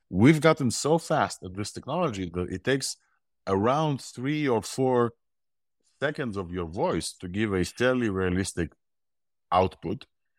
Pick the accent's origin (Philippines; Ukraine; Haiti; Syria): Ukraine; born there; accent: mixed accent; English is a second language; also born or lived in Israel; I have an accent. I was born in Ukraine, lived in Israel for 20 years. So my accent is a mixed accent.